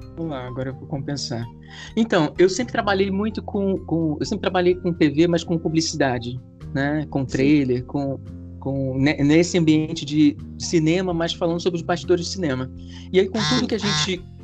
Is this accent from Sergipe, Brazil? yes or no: no; Rio de Janeiro, Brazil; eu sou tipicamente carioca. Eu, a minha família na, é, é, da Ilha do Governador, então nasci na, na ilha é, hum. e, e, e cresci aqui